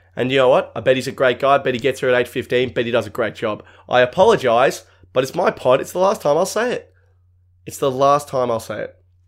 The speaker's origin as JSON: {"language": "English", "country": "Australia", "said": "I'm Australian"}